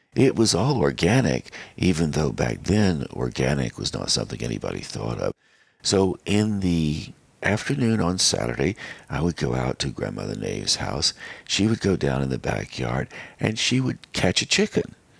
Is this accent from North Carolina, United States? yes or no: yes; Western North Carolina, United States; growing up in Western North Carolina